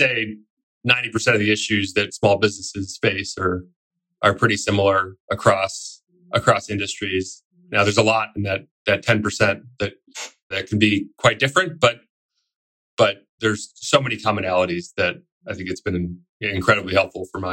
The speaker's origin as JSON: {"language": "English", "town": "New York City", "region": "New York", "country": "United States", "tie": "born or raised there", "said": "I grew up in New York City"}